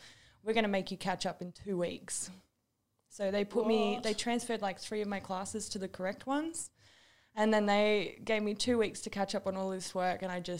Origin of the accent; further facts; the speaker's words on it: Sydney, New South Wales, Australia; It was funny though because when we moved from Sydney, the creek that we used to always walk along just down the end of our street